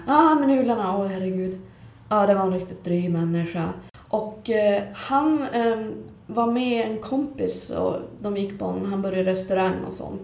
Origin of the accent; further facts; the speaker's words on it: Skellefteå, Västerbotten County, Sweden; Jag är också från Skellefteå och bor här för tillfället